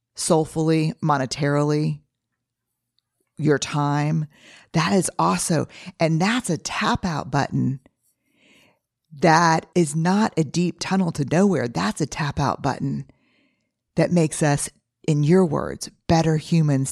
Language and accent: English; New Orleans, Louisiana, United States; growing up in New Orleans